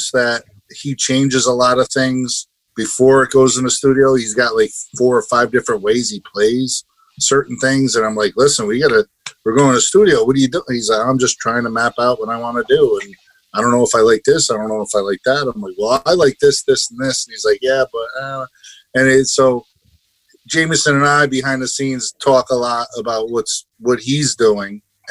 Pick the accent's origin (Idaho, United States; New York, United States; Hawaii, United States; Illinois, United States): New York, United States; Troy; also born or lived in Albany, New York; I grew up in Troy, New York, and then moved to Albany. But yeah, always been upstate